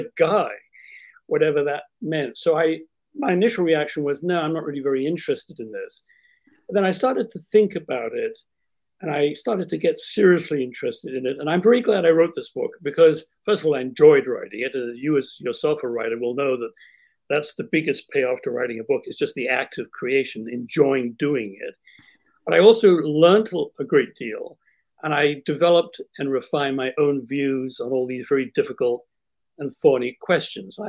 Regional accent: Winnipeg, Manitoba, Canada; I grew up in the Winnipeg Jewish community, Winnipeg, Manitoba, Canada

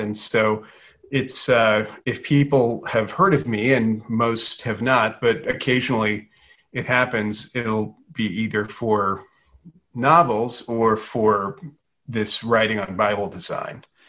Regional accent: Louisiana, United States; I was born in Louisiana, grew up in Louisiana

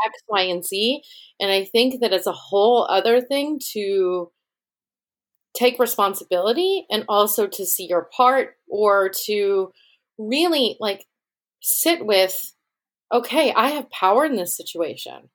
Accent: Rochester, New York, United States; Rochester, New York, which is my hometown

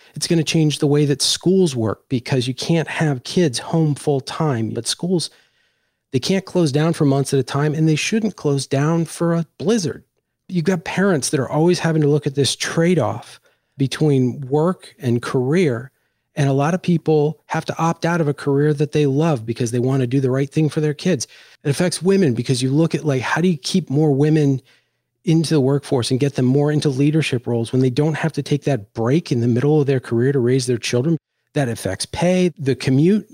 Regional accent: Washington, District of Columbia, United States; moved away as an adult; also born or lived in Ohio; I grew up in Washington, D C

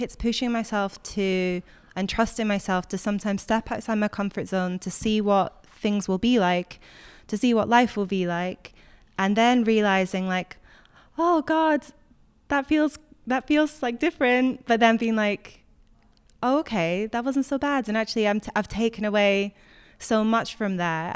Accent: Scotland, United Kingdom; moved away

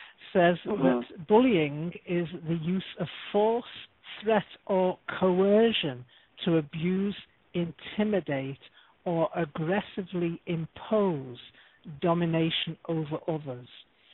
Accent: New York, United States; accent: New York; You're going to get to my New York accent this week.

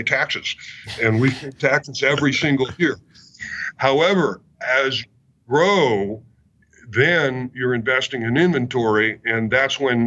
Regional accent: Bay Area, California, United States; now in Sonoma County, United States; I grew up in the Bay Area. I love the Bay Area. I've been in Sonoma County now for 40 years

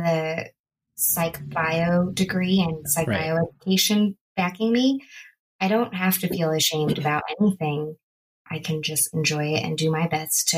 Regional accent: Bay Area, California, United States; also born or lived in Los Angeles, California; the Bay Area where I grew up

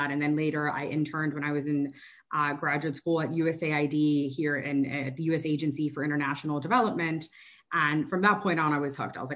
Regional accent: Miami, Florida, United States; moved away as an adult; now in Washington, United States; I'm also Cuban American, and I, you know, when growing up in Miami

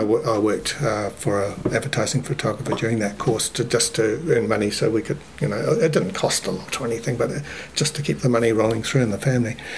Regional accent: Lower Hutt, Wellington, New Zealand; also born or lived in Christchurch; I was born in Christchurch, and then when I was about four or five, um, the family moved to Lower Hutt. So my I went to Hutt Valley High

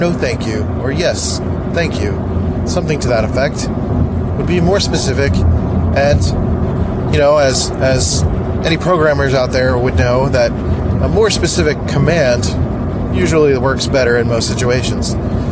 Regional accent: Philadelphia, Pennsylvania, United States; accent: nasally; I'm from Philly, so everyone sounds like nasally and annoying, including me sometimes

